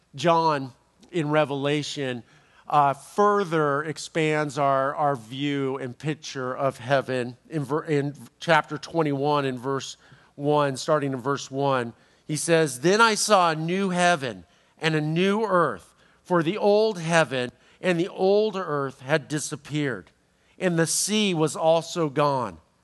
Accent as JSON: {"language": "English", "town": "Los Angeles", "region": "California", "country": "United States", "said": "I'm from Los Angeles"}